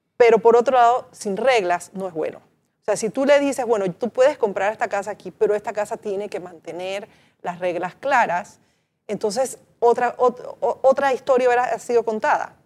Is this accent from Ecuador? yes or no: no; Panama; deberíamos pensar como panameños esa importancia histórica que tiene para nosotros